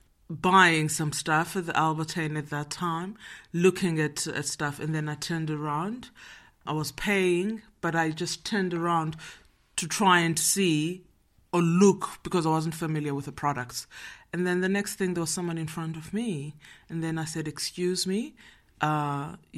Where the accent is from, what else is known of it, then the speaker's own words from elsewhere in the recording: Johannesburg, Gauteng, South Africa; moved away as an adult; now in Netherlands; I'm from Johannesburg, South Africa. I'm living in Holland now for 15 years.